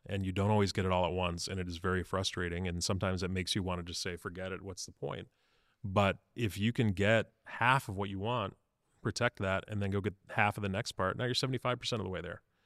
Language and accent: English; Chicago, Illinois, United States; moved away as an adult; Chicago, my hometown